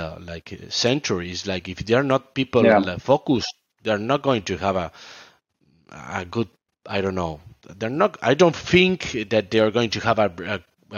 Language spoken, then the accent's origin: English; Argentina; I'm from South America, I'm from Argentina